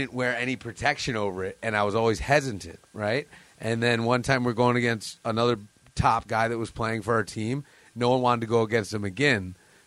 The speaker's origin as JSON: {"language": "English", "town": "East Aurora", "region": "New York", "country": "United States", "tie": "born or raised there", "said": "I grew up playing in East Aurora"}